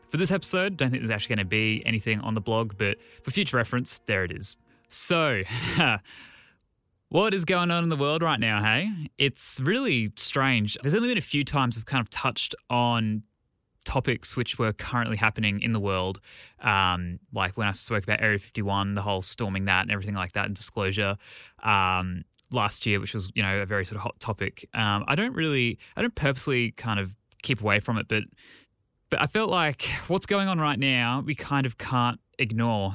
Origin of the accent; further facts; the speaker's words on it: Australia; as an Australian.